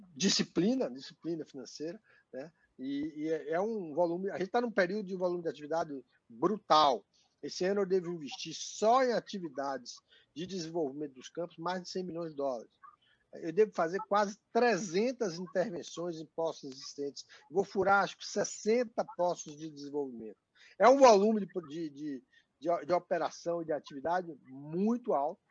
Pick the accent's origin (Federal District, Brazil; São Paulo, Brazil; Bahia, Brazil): Bahia, Brazil; Salvador; sou soteropolitano como você